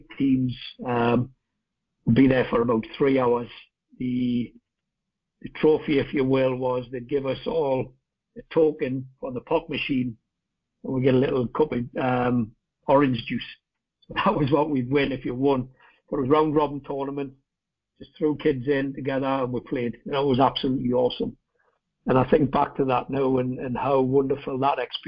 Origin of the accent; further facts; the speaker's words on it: Newcastle upon Tyne, North East England, United Kingdom; St James's Park, home of Newcastle United, that's my hometown team